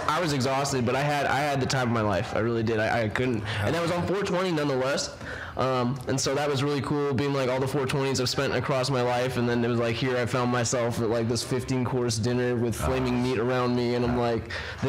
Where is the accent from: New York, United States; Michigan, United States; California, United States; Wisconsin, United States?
California, United States; Northern Bay Area; I grew up in the Northern Bay Area, just was all around at a very young age.